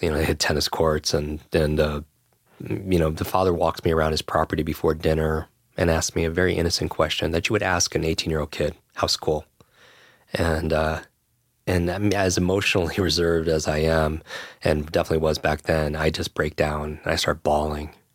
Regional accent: Westchester, New York, United States; I grew up in Westchester right here

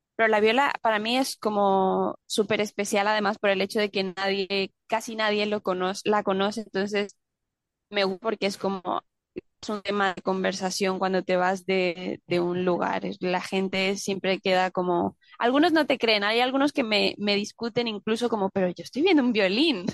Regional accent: Panama; also born or lived in Colombia; now in Mexico; soy de Colombia, crecí en Panamá

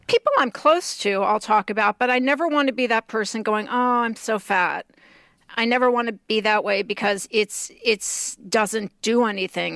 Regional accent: Texas, United States; growing up in Texas

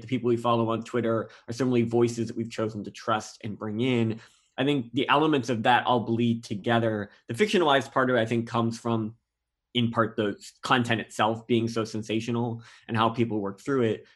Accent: Canada; now in United States; I'm a Canadian citizen

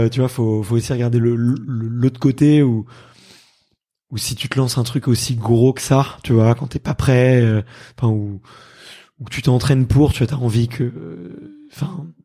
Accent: Hauts-de-France, France; je suis pas une nana de la montagne, je suis je suis une, je suis une nordiste, une petite du nord

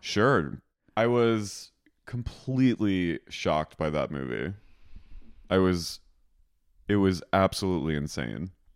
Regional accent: Philadelphia, Pennsylvania, United States; now in Los Angeles, United States; I'm from Philly

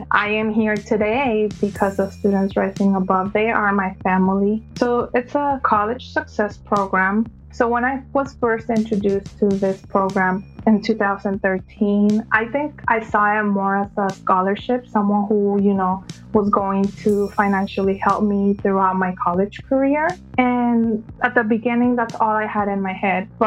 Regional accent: California, United States; also born or lived in Mexico; Like you said … I am from California, born in Mexico

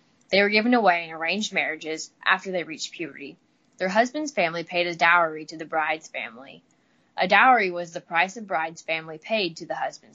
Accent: Midwest, United States; accent: drawl; I'm from the Midwest, so I got a little bit of a drawl

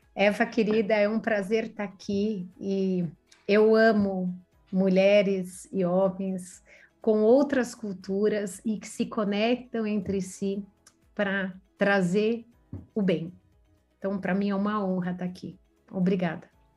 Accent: Brazil; also born or lived in Italy; eu sou italiana brasileira

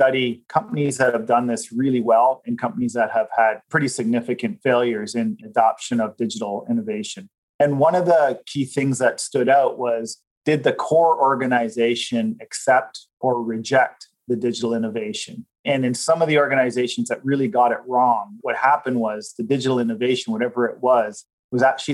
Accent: Canada; as Canadians

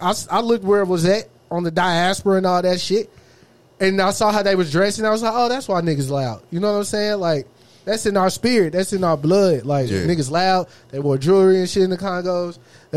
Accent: Texas, United States; Now I'm a nigga from Texas.

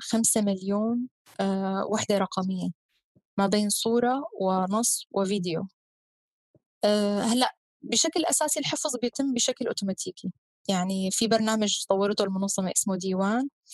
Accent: Syria; نحن كسوريين

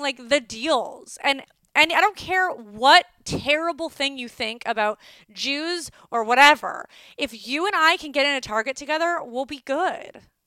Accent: Calabasas, California, United States; I'm from Calabasas

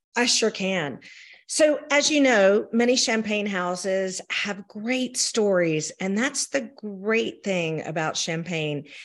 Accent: the South, United States; accent: Southern; I am a Southerner

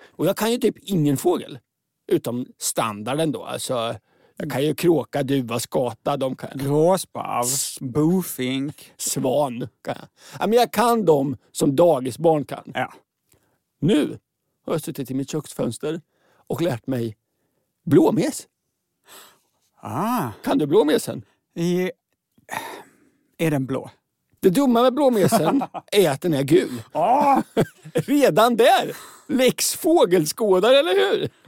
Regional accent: Oslo, Norway; now in Sweden; Jag kommer från eh, Oslo.

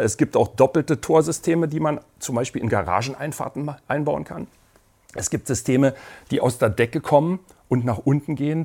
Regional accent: Berlin, Germany; ich bin in Berlin aufgewachsen und dort, äh, habe dort studiert

